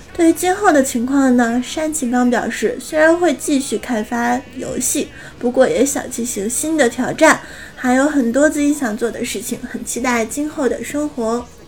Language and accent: Chinese; Northeast China, China; 我是东北女孩子